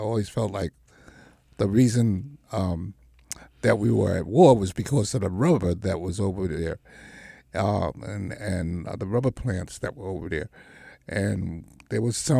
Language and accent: English; New York City, New York, United States; I lost some friends who I grew up with in the Marcy